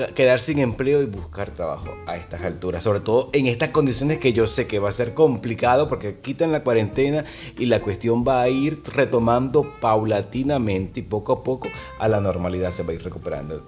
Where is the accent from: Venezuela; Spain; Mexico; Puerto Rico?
Venezuela; moved away as an adult; now in Buenos Aires, Argentina; yo soy venezolano